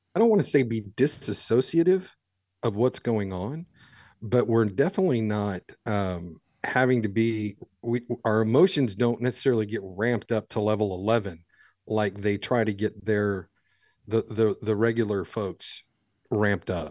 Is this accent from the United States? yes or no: no; Ireland; I'm an Irish guy